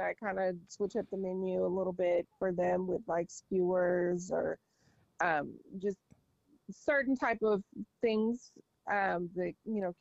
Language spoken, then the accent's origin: English; Los Angeles, California, United States; moved away as an adult; now in San Diego, United States; I'm actually from Los Angeles